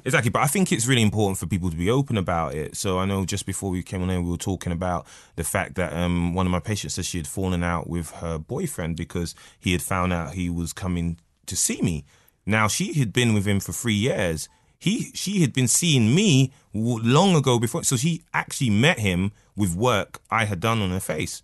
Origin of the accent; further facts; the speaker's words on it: London, United Kingdom; now in Newcastle upon Tyne, United Kingdom; North London, Edmonton.